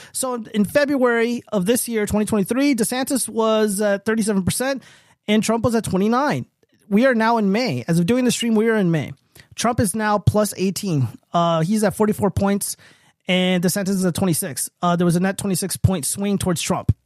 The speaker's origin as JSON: {"language": "English", "region": "Nevada", "country": "United States", "said": "my home state is"}